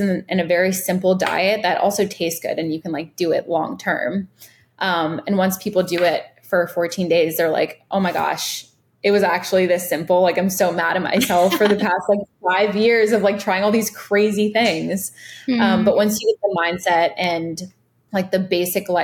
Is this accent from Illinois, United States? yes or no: no; Virginia, United States; also born or lived in Los Angeles, California; now in Miami, United States; I grew up in Virginia. And I grew up like playing in the woods